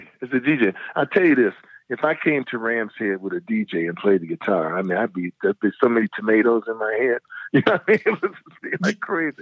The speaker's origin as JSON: {"language": "English", "town": "Detroit", "region": "Michigan", "country": "United States", "tie": "born or raised there", "said": "I grew up in Detroit"}